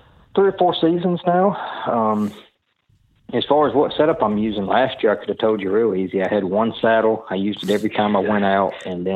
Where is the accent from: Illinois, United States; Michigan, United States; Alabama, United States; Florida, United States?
Alabama, United States; I'm from North Baldwin County, Alabama. I actually work at a university all the way down on the Gulf Coast.